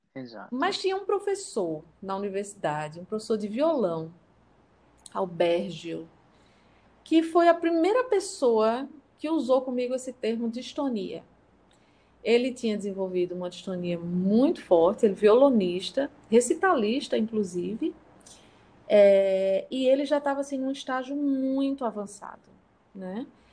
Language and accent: Portuguese; interior of Paraíba, Brazil; also born or lived in São Paulo; eu sou de São Paulo, mas eu vim para o interior da Paraíba, aqui no, no, no Nordeste, quando eu tinha apenas nove anos.